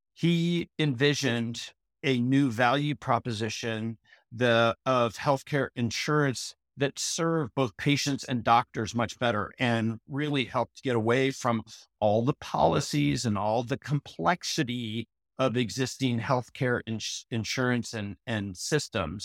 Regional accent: Portland, Oregon, United States; I grew up in Portland, Oregon, Southwest Portland

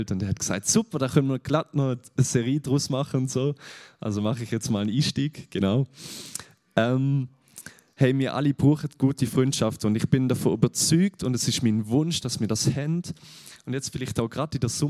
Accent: Germany; ich bin aus Deutschland, ich bin jetzt nicht aus der Schweiz, genau darum. Das hört man manchmal mehr, wenn ich nervös bin, genau.

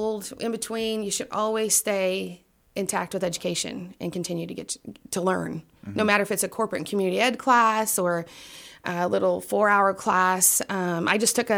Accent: Danville, Illinois, United States; also born or lived in Glasgow, Kentucky / Oakwood, Illinois; we moved here when I was 2, and actually lived right over here on Nicholas Street

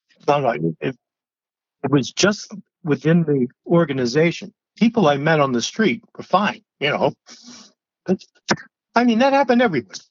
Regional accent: New England, United States; So I said, you know, I'm a kid from New England.

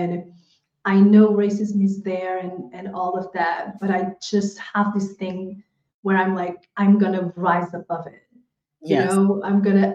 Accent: Portugal; moved away as an adult; also born or lived in Angola; now in Spain; I was born in Angola in Africa, but I was raised in Portugal

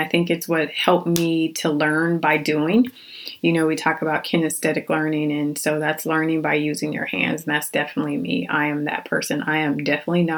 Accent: Phoenix, Arizona, United States; I was born and raised in Phoenix, Arizona.

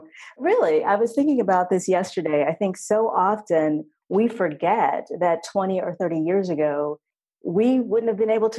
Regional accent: Texas, United States; I'm originally from Texas.

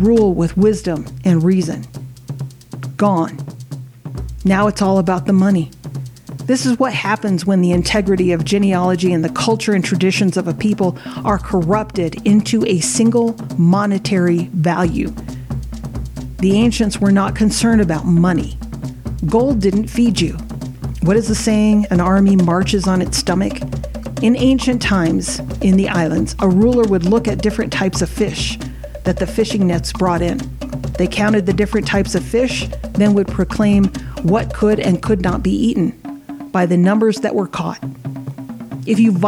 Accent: United States; first language Samoan; also born or lived in Samoa; I was raised in the U.S. and stopped speaking my native tongue when I began living with my father.

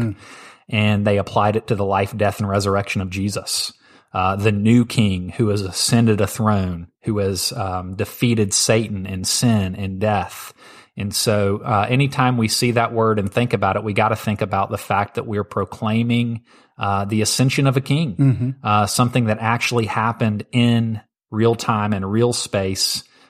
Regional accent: St. Louis, Missouri, United States; also born or lived in Tennessee; Yeah, and I came from St. Louis, so I'm a Blues fan.

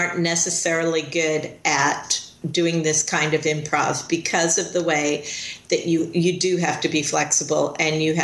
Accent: Chicago, Illinois, United States; moved away; I grew up in Chicago and I started out there.

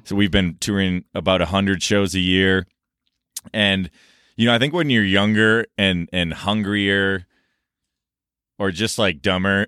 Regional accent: Minneapolis, Minnesota, United States; moved away; I grew up in Minnesota

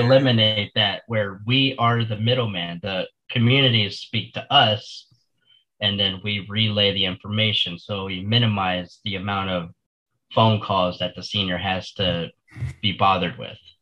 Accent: Florida, United States; I was born and raised here in Florida

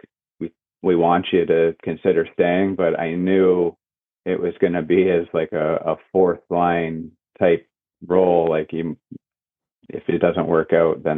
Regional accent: Barrie, Ontario, Canada; moved away as an adult; also born or lived in Huntsville; now in Oswego, United States; I grew up in Barrie

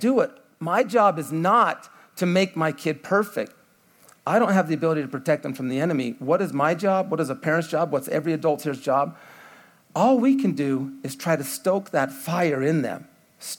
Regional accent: United States; I'm American

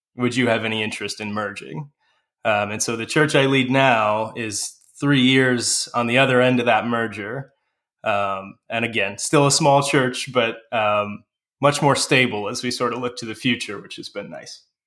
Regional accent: Manteno, Illinois, United States; I currently pastor a small church in my hometown of Manteno, Illinois

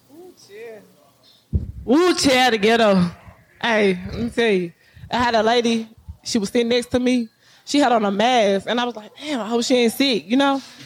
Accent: Texas, United States; I come from I come from Texas County, Texas. Like the country, like the gutter, the the, the mud, like literally a little hole.

